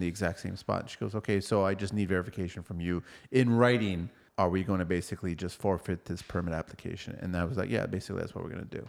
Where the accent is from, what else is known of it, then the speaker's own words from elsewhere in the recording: Toronto, Ontario, Canada; we're from Toronto